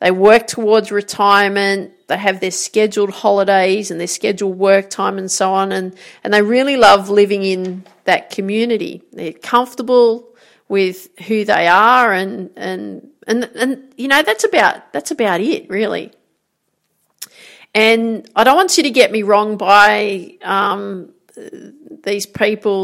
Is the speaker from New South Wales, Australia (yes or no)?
yes; Grafton, New South Wales, Australia; moved away; So I grew up in Grafton, called the Jacaranda City